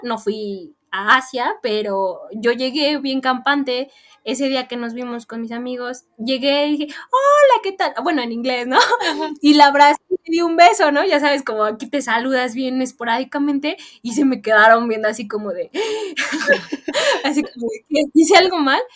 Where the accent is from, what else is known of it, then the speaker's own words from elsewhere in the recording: Mexico; me fui de México dejando una familia y encontré otra allá